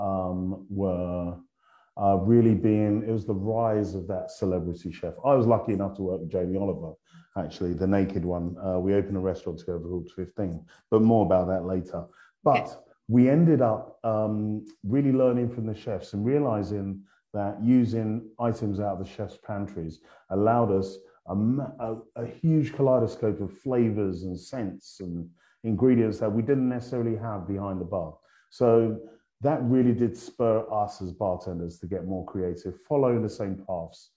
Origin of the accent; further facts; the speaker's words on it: London, United Kingdom; moved away; my accent. I'm not from around these parts. I started off in sunny London